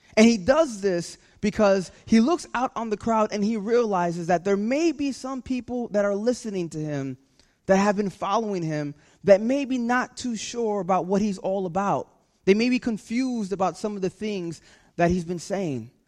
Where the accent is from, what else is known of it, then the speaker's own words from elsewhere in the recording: California, United States; now in New Jersey, United States; I'm from California